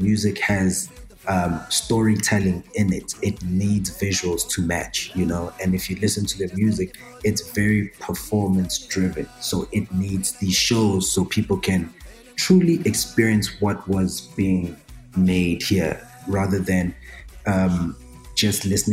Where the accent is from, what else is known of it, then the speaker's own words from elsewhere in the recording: KwaZulu-Natal, South Africa; moved away; There's havoc in KZN, and that's my hometown